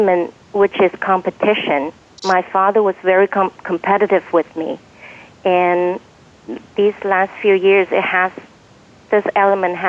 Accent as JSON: {"language": "English", "country": "China", "tie": "born or raised there", "moved": "yes", "said": "I grew up in China"}